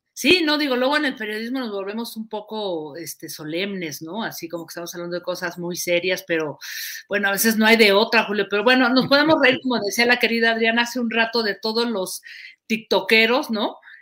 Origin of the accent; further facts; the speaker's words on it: Mexico; somos los mexicanos